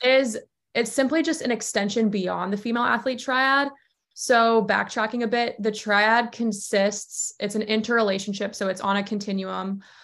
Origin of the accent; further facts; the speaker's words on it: Georgia, United States; also born or lived in Charleston, South Carolina; now in Connecticut, United States; I'm originally from Georgia.